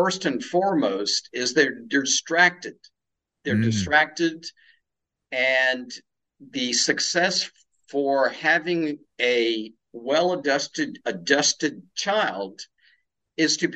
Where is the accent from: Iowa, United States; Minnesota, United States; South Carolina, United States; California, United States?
South Carolina, United States; also born or lived in India; now in Tampa, Florida, United States; living in the South, which I love and grew up with in the small hometown in South Carolina